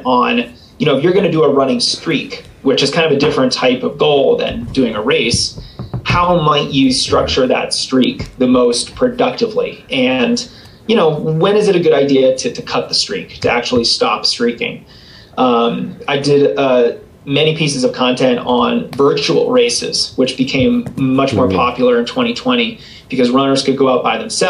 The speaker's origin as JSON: {"language": "English", "town": "Boston", "region": "Massachusetts", "country": "United States", "tie": "born or raised there", "moved": "yes", "lives_now": "Colorado, United States", "said": "it's my hometown too. So I grew up outside of Boston."}